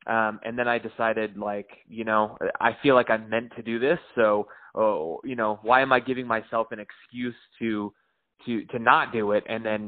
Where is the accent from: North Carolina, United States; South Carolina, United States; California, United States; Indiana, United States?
California, United States; moved away as an adult; now in Middle Tennessee, United States; I'm actually from California. Me and my friends grew up there